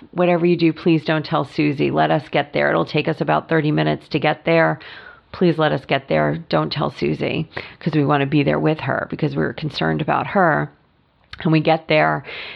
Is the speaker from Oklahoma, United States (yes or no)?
no; New York, United States; moved away as an adult; now in California, United States; I have lots of friends from growing up in New York